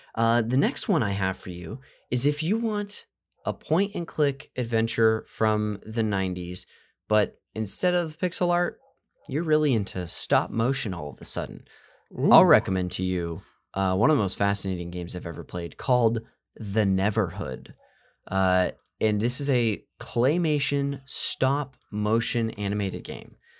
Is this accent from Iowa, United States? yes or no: no; Central Valley, California, United States; I'm from the Central Valley up north